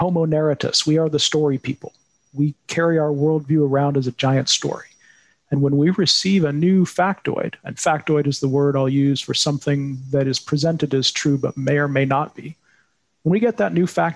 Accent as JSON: {"language": "English", "country": "United States", "said": "As an American"}